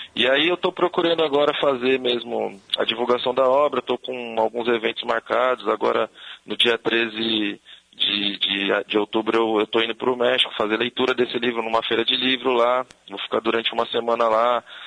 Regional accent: São Paulo, Brazil; eu moro em São Paulo, eu sou do, do bairro de Pirituba

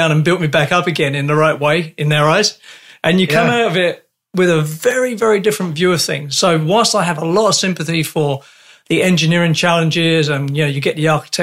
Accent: London, United Kingdom; moved away; also born or lived in Canada; I come from London.

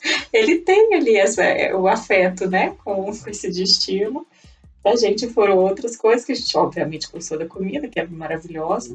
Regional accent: Brazil; moved away as an adult; now in Provence, France; Eu só fui sair do Brasil com 22 anos

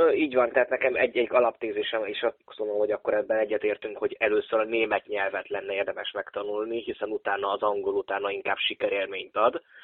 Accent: Oradea, Bihor County, Romania; also born or lived in Vienna, Austria / Budapest, Hungary; Nagyváradon, itt ahol én nőttem föl

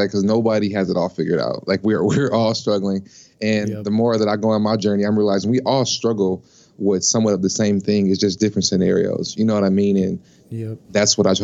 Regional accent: Los Angeles, California, United States; now in Minneapolis, United States; I'm originally from Los Angeles, California, and I'm currently living in Minneapolis, Minnesota.

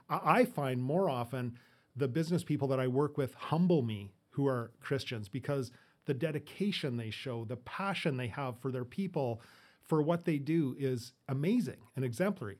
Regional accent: Edmonton, Alberta, Canada; moved away; also born or lived in Fort St. John; I grew up in, or born in Fort Saint John, grew up in Edmonton, moved out here in the, in the eighties with my family.

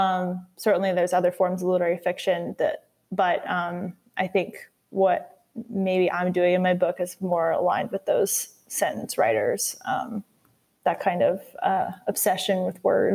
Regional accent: Louisiana, United States; In college, no one knew I was a Louisiana boy. Texas confused my accent.

